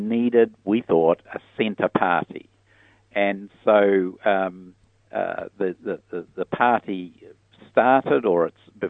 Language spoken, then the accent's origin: English; Piopio, Waikato, New Zealand; also born or lived in Solomon Islands / United States; I grew up like many rural children in those days with aspirations to go farming